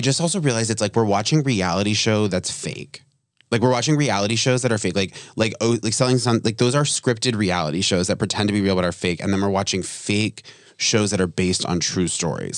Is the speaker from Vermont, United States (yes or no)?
yes; Vermont, United States; moved away; also born or lived in New York; I'm like from Vermont, so it was like really small